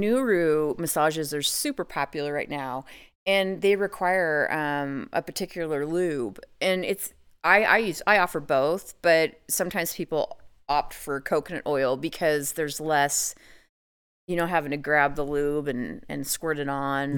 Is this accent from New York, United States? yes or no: no; Idaho, United States; I actually live in Idaho, So, I'm born and raised in Idaho